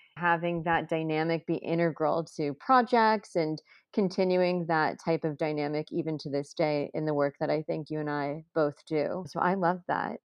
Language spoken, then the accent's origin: English; Texas, United States; now in New York City, United States; I grew up in Texas